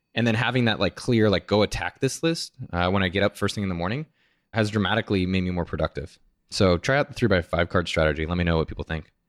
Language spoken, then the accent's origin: English; San Jose, California, United States; I'm from San Jose.